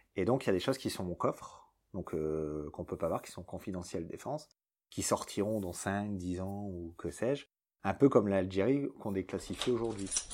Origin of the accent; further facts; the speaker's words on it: France; C'est en France, c'est chez nous, à Calais